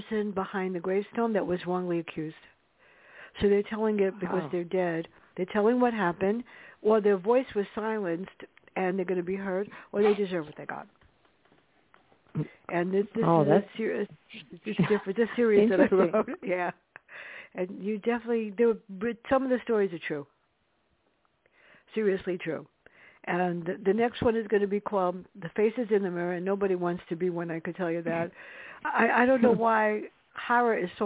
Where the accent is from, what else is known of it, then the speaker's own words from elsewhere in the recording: New York City, New York, United States; us growing up in the South Bronx